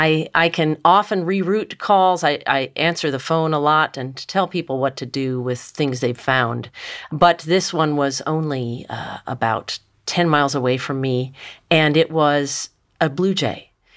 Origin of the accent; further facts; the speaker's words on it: Richmond, Virginia, United States; I grew up in Richmond, Virginia, and my next-door neighbor had 17 free-roaming cats.